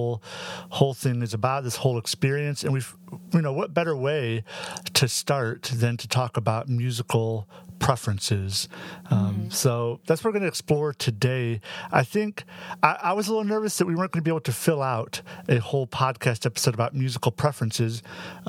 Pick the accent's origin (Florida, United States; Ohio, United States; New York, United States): Ohio, United States; Northwest; I'm from Northwest Ohio